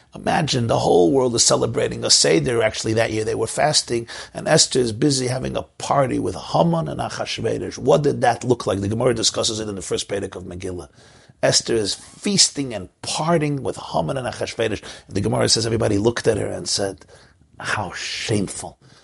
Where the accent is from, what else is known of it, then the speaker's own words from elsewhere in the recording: New York City, New York, United States; I grew up in Crown Heights.